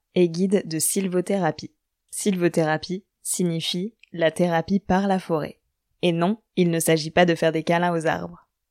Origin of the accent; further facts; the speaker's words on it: Normandy, France; je viens de Normandie